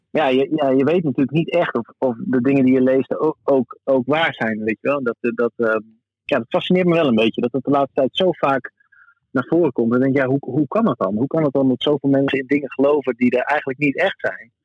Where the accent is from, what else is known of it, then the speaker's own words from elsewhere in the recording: Groningen, Netherlands; zijn wij Groningers